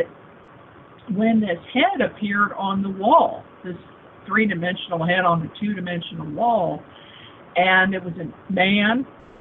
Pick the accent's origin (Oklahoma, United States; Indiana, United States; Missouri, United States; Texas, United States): Missouri, United States; Kansas City; also born or lived in Springfield, Missouri / Neosho, Missouri / Joplin, Missouri / Seattle; I was born and raised in Kansas City, first in Kansas for, you know, a few months, and then on the Missouri side